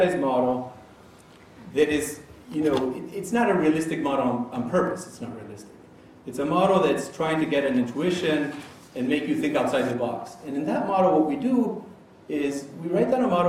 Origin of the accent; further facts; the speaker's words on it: Argentina; I'm from Argentina.